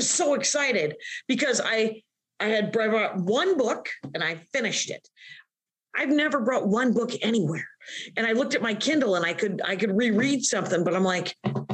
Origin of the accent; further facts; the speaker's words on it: Wisconsin, United States; I'm from Wisconsin